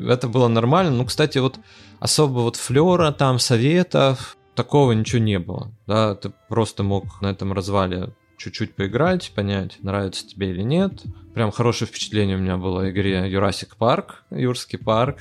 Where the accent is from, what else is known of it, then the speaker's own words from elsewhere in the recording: Arkhangelsk, Arkhangelsk Oblast, Russia; я из Архангельска